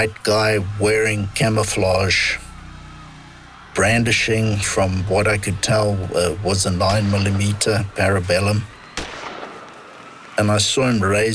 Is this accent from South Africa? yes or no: yes; outside Pretoria, Gauteng, South Africa; I was born outside Pretoria during the state of emergency in South Africa